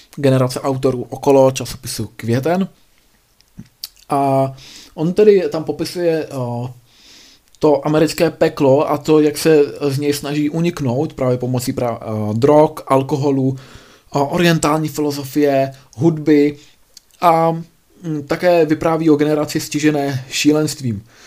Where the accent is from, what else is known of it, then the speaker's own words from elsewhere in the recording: Czechia; u nás v Čechách